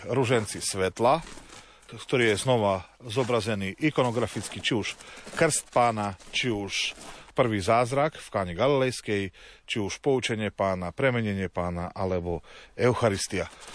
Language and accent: Slovak; Slovakia; my na Slovensku